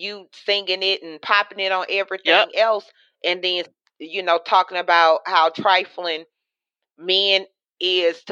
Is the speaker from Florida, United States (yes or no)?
no; Louisiana, United States; I'm in and from Louisiana